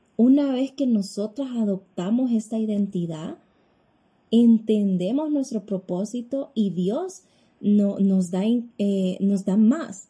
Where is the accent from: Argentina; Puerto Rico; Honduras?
Honduras; soy ciudadana hondureña